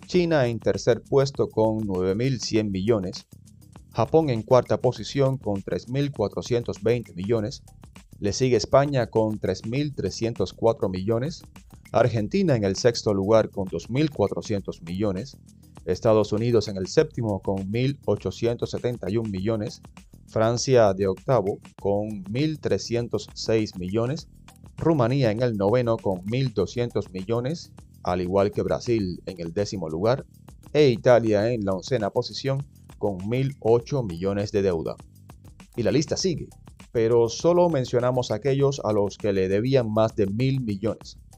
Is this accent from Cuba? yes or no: yes; Cuba; soy de Cuba.